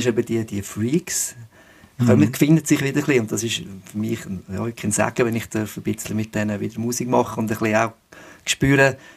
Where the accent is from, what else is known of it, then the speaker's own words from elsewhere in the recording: Switzerland; natürlich bei uns in der Schweiz ähm, ist es wirklich mega zäh